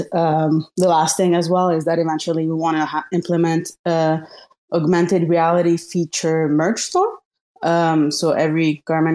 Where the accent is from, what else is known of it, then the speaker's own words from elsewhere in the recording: Montreal, Quebec, Canada; my hometown, Montreal, Canada